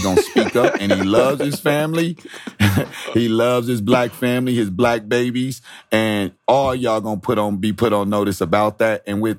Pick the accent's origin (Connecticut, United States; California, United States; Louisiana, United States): California, United States; San Diego; when I came from San Diego, I didn't know what racism was until I got to Nebraska.